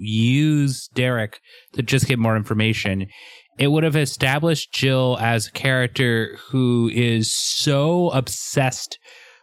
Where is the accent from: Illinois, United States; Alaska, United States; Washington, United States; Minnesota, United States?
Washington, United States; Seattle; I am from Seattle